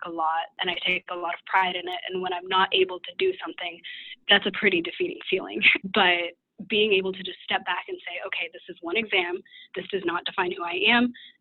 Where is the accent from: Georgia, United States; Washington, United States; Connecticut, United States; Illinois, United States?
Washington, United States; Redmond; moved away as an adult; now in Terre Haute, United States; I'm originally from the Seattle area in Washington, grew up in Redmond, so right near Microsoft